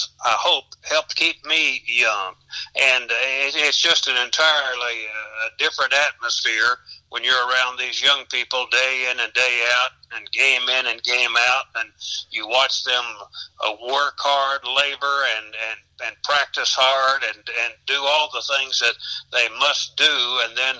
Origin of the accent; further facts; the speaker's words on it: Madisonville, Kentucky, United States; moved away as an adult; now in Owensboro, United States; growing up in Madisonville